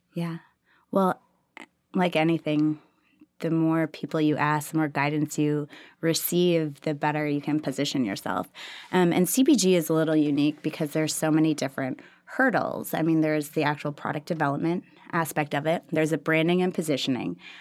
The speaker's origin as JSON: {"language": "English", "town": "Minneapolis", "region": "Minnesota", "country": "United States", "moved": "as an adult", "lives_now": "Austin, United States", "said": "Originally, I'm from Minneapolis"}